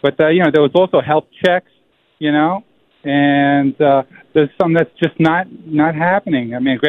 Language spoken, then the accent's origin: English; Poland; English is a second language; now in United States; You know, I had come to America like in 1960. {S1} Okay. {S13} And, you know, I came from Poland. And, you know, my family was sponsored.